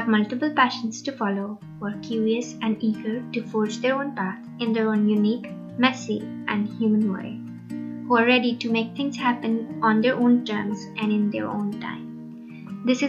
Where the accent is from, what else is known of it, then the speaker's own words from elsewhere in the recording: Pakistan; I grew up in Pakistan